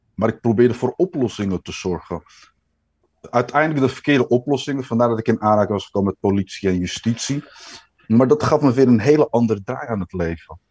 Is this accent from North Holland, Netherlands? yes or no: yes; Amsterdam, North Holland, Netherlands; geboren en getogen in Amsterdam, De Pijp. Nou, Amsterdammer kan volgens mij niet.